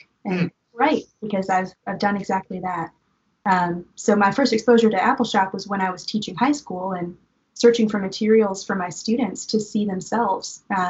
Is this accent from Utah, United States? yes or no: no; Virginia, United States; moved away as an adult; now in Eastern Kentucky, United States; I'm from Virginia.